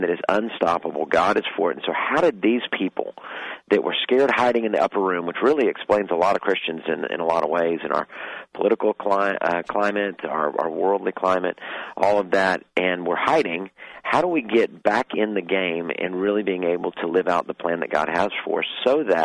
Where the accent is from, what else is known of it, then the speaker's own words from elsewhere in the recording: Texas, United States; I'm a Texan. We eat beef